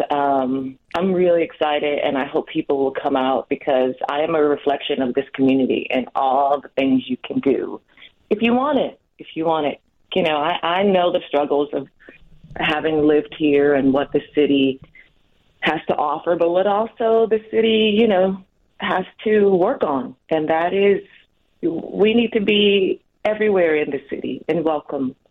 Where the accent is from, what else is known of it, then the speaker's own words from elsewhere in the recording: Milwaukee, Wisconsin, United States; I was born in Milwaukee too.